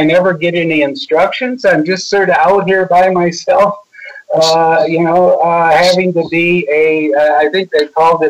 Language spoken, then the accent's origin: English; Washington, District of Columbia, United States; When I was growing up in Washington, you know, I worked on Capitol Hill in the early 70s, and then I was a congressman in 76.